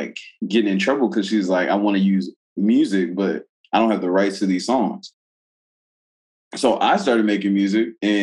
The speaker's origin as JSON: {"language": "English", "town": "Saint Paul", "region": "Minnesota", "country": "United States", "also_born_or_lived": "Marietta, Georgia", "said": "I'm from St. Paul"}